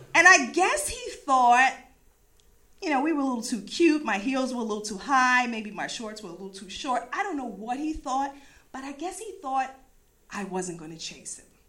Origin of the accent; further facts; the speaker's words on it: East Coast, United States; I'm from the East Coast